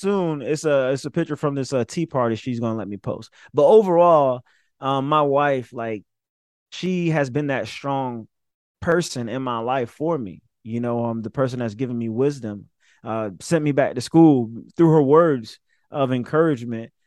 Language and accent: English; Summerville, South Carolina, United States; from Somerville, South Carolina